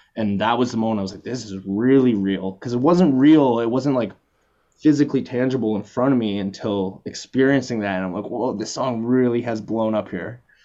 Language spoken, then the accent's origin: English; Canada; we're both both from Canada, Halifax and Toronto